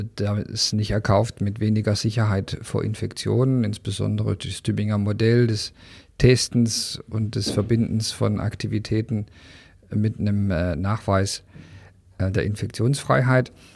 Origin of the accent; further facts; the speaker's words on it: Germany; als Deutscher